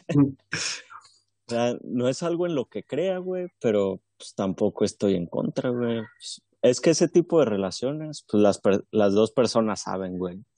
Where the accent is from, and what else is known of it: Mexico